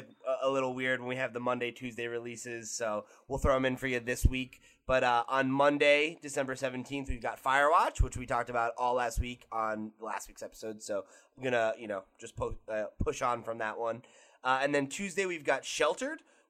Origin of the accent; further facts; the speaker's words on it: United States; I'm American